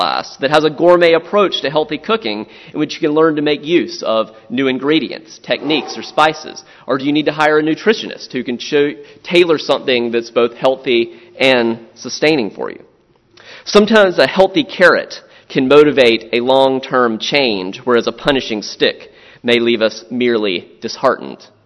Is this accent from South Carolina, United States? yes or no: yes; Florence, South Carolina, United States; moved away; also born or lived in Louisiana / Southern Maryland; I grew up in Florence, South Carolina